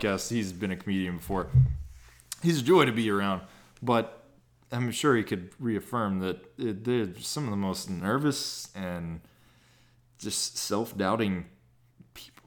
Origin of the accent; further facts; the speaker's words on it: Texas, United States; I'm from Texas